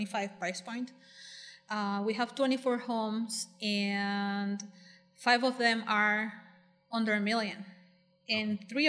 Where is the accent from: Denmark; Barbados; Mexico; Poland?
Mexico; La Paz, Baja California Sur; now in Cabo San Lucas, Mexico; So, I was born in La Paz, and I was raised there. Then I came down to Cabo with my dad, who built a couple homes here, and that's how I ended up in Pedregal.